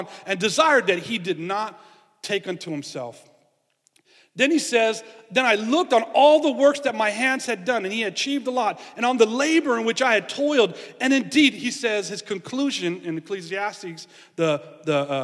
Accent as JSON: {"language": "English", "town": "San Francisco", "region": "California", "country": "United States", "tie": "born or raised there", "said": "I grew up in San Francisco and we were kind of in the hills"}